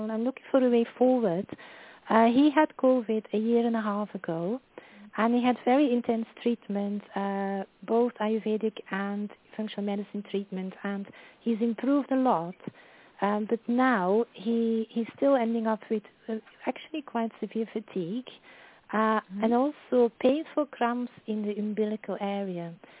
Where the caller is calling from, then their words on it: London, United Kingdom; Oh, I'm from London.